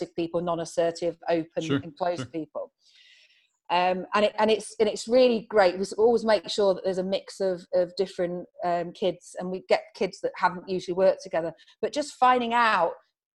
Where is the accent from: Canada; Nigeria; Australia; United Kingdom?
United Kingdom; Farnborough, South East England; I was brought up in Farnborough